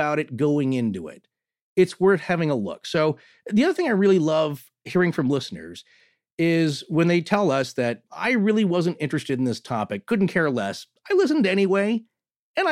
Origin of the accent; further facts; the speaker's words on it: Pacific Northwest, United States; growing up in the Pacific Northwest